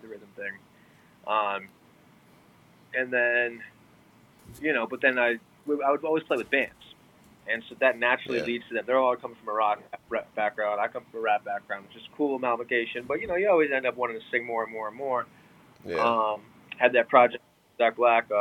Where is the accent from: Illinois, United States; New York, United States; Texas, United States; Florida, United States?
New York, United States; moved away; I'm originally from New York